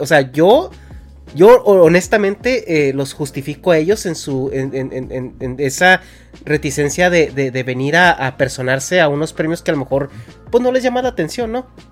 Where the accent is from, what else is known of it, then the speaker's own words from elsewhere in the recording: Mexico; moved away as an adult; now in California, United States; yo me salí de México en el 2011